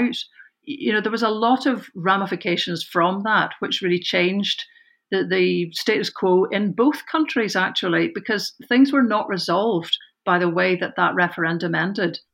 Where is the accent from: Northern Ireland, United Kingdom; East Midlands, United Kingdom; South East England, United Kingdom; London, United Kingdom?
Northern Ireland, United Kingdom; also born or lived in England / Wales; now in Scotland, United Kingdom; I was brought up in Northern Ireland, lived in England, I was in college in Wales.